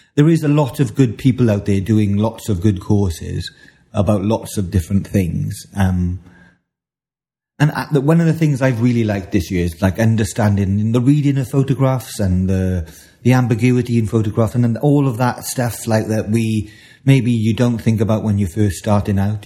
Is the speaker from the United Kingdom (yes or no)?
yes; the Valleys, Wales, United Kingdom; as a Welsh boy growing up in the valleys